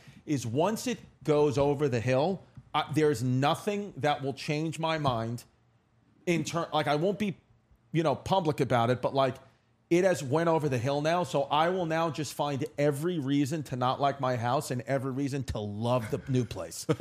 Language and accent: English; New York City, New York, United States; also born or lived in Long Island City / Park Slope / Bay Ridge; now in Staten Island, New York, United States; where I grew up in Ridgewood, Queens